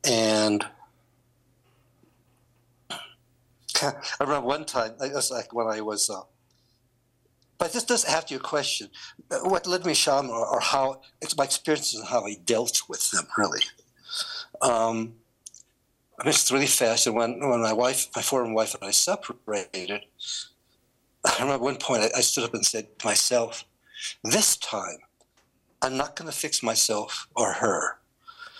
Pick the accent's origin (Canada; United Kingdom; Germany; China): China; now in Colorado, United States; I was born in China.